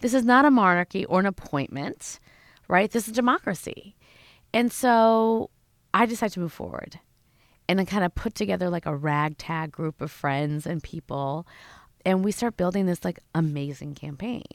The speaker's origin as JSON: {"language": "English", "town": "Schaumburg", "region": "Illinois", "country": "United States", "tie": "born or raised there", "said": "I grew up in Schaumburg, Illinois"}